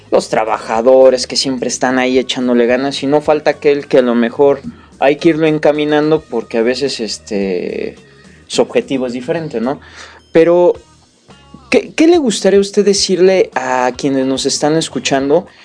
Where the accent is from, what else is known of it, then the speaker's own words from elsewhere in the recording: Mexico; Bueno, como, mexicanos pues nos